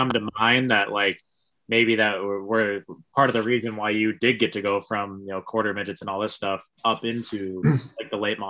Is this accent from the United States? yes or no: yes; Northeast, United States; we're from the Northeast.